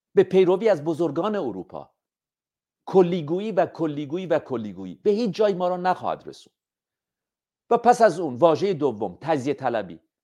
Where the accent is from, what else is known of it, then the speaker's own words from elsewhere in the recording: Iran; همه ما ایرانی هستیم